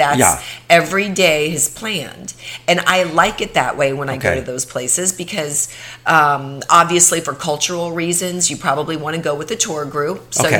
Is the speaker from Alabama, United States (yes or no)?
no; Ohio, United States; I grew up in Ohio.